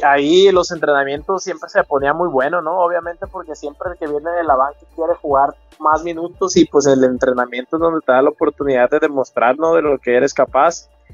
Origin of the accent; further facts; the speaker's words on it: Culiacán, Sinaloa, Mexico; also born or lived in Costa Rica, Sinaloa / Puebla / United States; yo nací en Costa Rica, Sinaloa. Es un, es un pueblito, una sindicatura eh, a media hora de aquí de, Culiacán. Este, ya desde, la, desde el último año de kinder más o menos ya me vine a vivir a Culiacán.